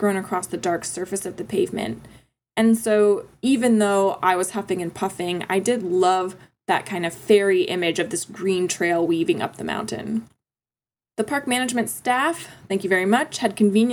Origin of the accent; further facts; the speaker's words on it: Florida, United States; I'm originally from Florida